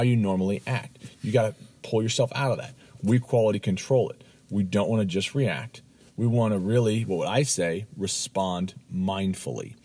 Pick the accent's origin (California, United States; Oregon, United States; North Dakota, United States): California, United States; Los Angeles; I grew up in Los Angeles, California